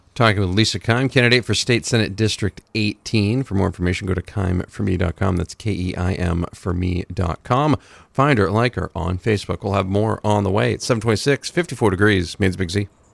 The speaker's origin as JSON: {"language": "English", "town": "Dixfield", "region": "Maine", "country": "United States", "tie": "born or raised there", "said": "I grew up on Hull Hill"}